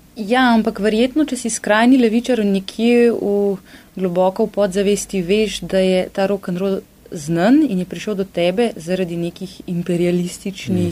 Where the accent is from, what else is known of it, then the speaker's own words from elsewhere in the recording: Ljubljana, Slovenia; Jaz sem sicer iz Ljubljane, se v kran vozim na delo